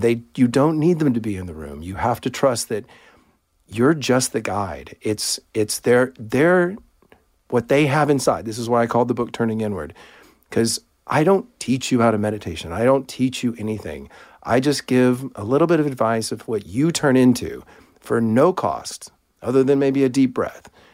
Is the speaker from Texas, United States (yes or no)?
yes; Houston, Texas, United States; I, um, grew up in Clear Lake, Texas, which is part of Houston